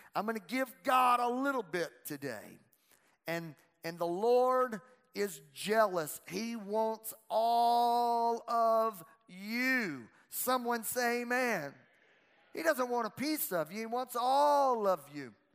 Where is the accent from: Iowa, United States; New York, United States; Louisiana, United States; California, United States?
Louisiana, United States; I'm from Louisiana